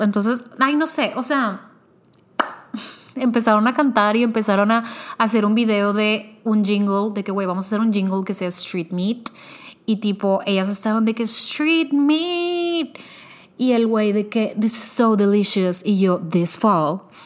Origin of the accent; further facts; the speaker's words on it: Monterrey, Nuevo León, Mexico; yo soy de Monterrey.